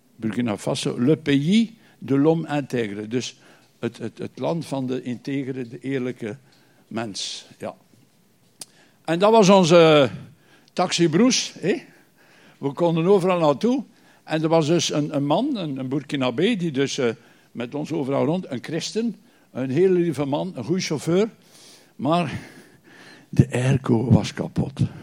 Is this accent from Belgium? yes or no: yes; Bruges, Flanders, Belgium; kom uit Brugge.